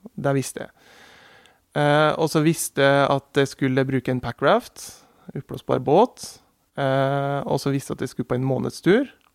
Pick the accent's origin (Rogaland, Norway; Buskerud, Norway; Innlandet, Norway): Innlandet, Norway; Murudalen, Sel Municipality; Jeg er oppvokst i Murredalen, i Sel kommune